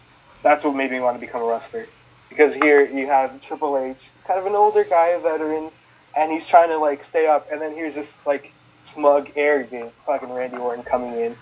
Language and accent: English; Fremont, California, United States; also born or lived in Oakland, California; I was born in Oakland, but I was I grew up partly in Fremont